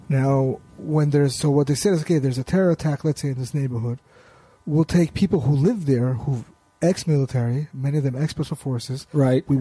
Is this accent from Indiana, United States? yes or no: no; New York City, New York, United States; now in Israel; Originally, we're from Brooklyn.